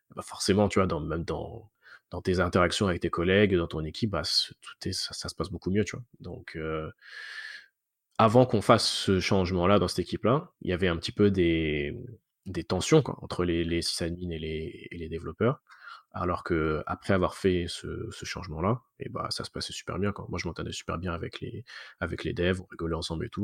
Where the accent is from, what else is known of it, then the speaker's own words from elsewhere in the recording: France; moved away as an adult; now in Montreal, Canada; je suis français à la base, mais ça fait maintenant 11 ans que je suis, que je suis à Montréal